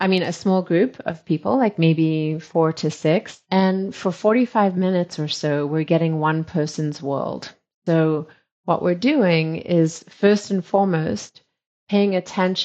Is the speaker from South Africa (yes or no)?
yes; South Africa; I was born in South Africa, and my family, at that time when I was born to South Africa, there was a strong British influence.